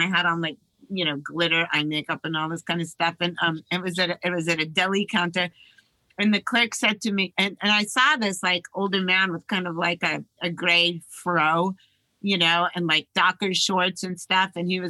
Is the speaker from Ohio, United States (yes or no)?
no; Los Angeles, California, United States; also born or lived in Kent Cliffs, New York; growing up in Hollywood, like most of my life